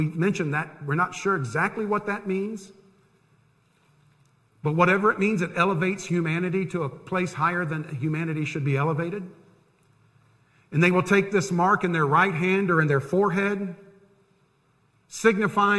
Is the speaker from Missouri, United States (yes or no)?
no; Tampa, Florida, United States; I grew up in Tampa. I lived 10 minutes from Tampa Bay